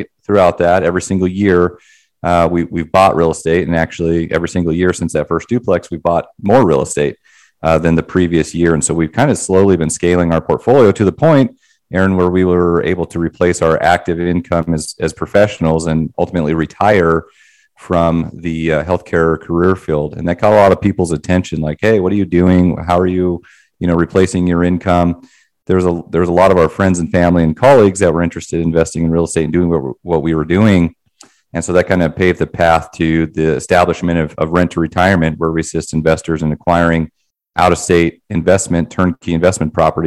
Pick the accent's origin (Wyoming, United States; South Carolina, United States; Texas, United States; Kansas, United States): Wyoming, United States; now in Denver, United States; But I personally live in Denver. I'm from Wyoming initially.